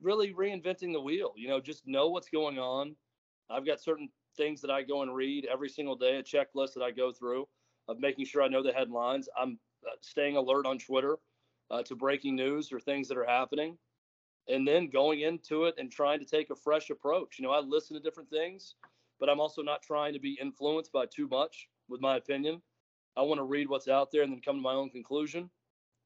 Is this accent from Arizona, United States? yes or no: no; Mount Juliet, Tennessee, United States; I'm from Mount Juliet